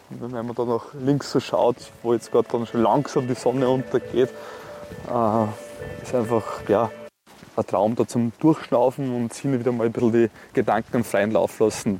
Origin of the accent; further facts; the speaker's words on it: Neumarkt am Wallersee, Salzburg, Austria; Ich bin am Land, da in Neumarkt groß geworden